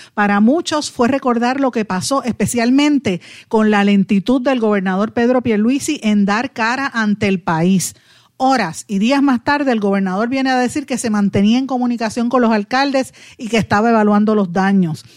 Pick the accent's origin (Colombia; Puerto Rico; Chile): Puerto Rico; Guaynabo; yo soy de Guainabo